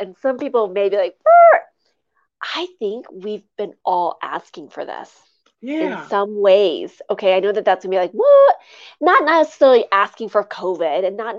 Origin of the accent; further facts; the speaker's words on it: Midwest, United States; I come from the Midwest, and I grew up on in the country.